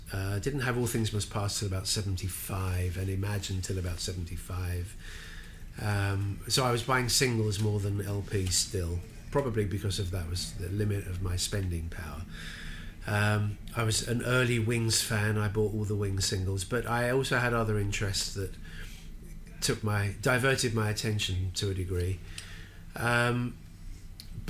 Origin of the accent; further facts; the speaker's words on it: London, United Kingdom; as a Londoner